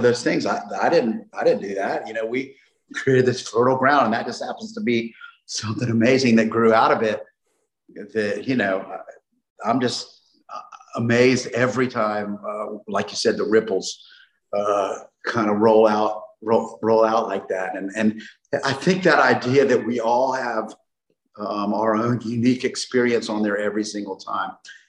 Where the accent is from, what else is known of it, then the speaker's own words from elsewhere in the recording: Gainesville, Florida, United States; here in Gainesville.